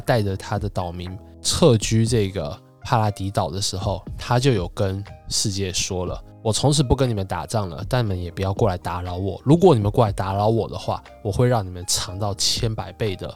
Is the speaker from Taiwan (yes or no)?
yes; Taiwan; moved away; also born or lived in mainland China; 我们身为台湾人